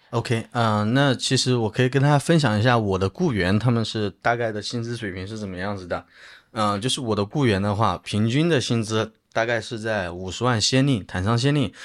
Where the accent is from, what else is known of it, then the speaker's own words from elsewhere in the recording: China; 他看到我是中国人